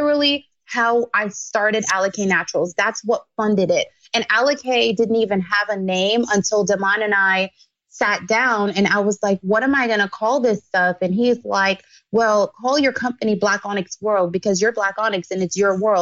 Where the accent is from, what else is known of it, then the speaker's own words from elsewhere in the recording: Jamaica; moved away; I grew up in Jamaica